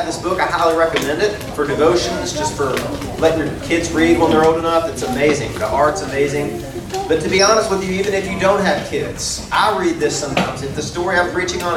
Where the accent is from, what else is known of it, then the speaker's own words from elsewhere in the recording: Arkansas, United States; I'm a country boy. I'm from Arkansas